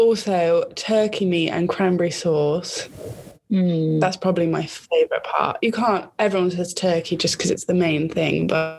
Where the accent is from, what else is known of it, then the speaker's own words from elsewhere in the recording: Herefordshire, West Midlands, United Kingdom; moved away as an adult; now in Swansea, United Kingdom; I'm a nursing student from Swansea University, and I'm originally from Herefordshire, and I'm also Jemima's cousin.